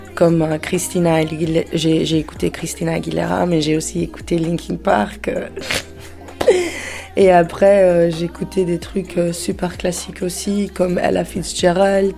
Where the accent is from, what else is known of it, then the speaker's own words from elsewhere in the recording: Antwerp, Flanders, Belgium; moved away; also born or lived in Brussels / Portugal; J'ai grandi à Anvers et après j'ai habité à Bruxelles pendant 5 ans